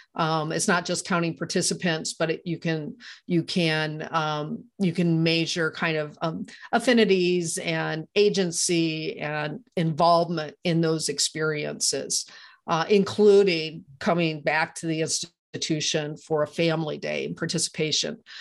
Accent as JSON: {"language": "English", "region": "Iowa", "country": "United States", "tie": "born or raised there", "moved": "yes", "said": "I'm from Iowa originally"}